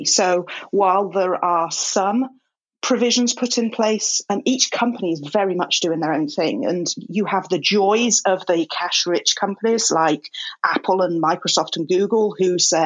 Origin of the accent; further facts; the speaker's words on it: England, United Kingdom; now in Los Angeles, United States; I'm a English woman